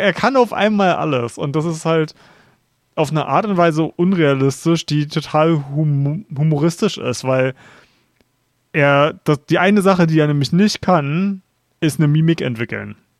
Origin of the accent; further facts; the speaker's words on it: Berlin, Germany; ich komme aus Berlin ähm, und wir haben so eine geile Clubszene hier in Berlin